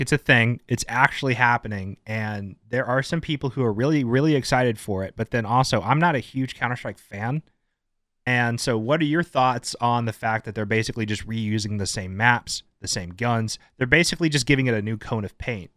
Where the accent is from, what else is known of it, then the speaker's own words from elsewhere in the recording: United States; as an American